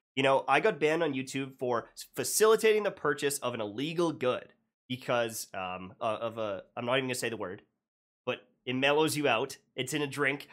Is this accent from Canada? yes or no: yes; Canada; being Canadian